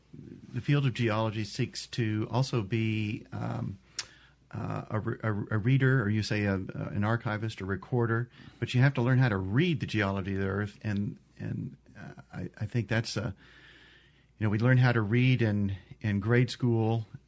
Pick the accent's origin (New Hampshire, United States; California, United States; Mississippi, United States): Mississippi, United States; also born or lived in North Carolina; And Mississippi, born and raised until the late 1990s, and I moved to North Carolina to work on my graduate degree. And I grew up in the Cretaceous Belt. I am a son of a farmer who farmed the Black Belt for many, many years